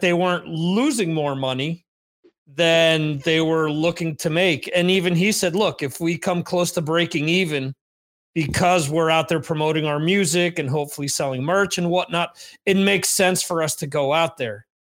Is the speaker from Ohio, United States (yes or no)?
no; New Jersey, United States; now in Spain; I'm actually overseas in Spain. I'm originally from New Jersey